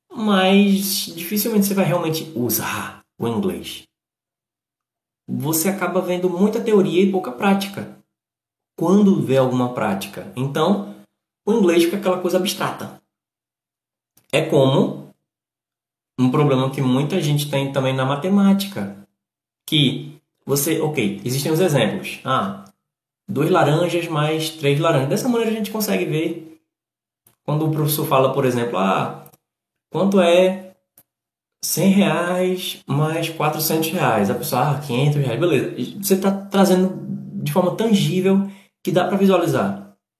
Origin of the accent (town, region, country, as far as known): Northeast Region, Brazil; accent: nordestino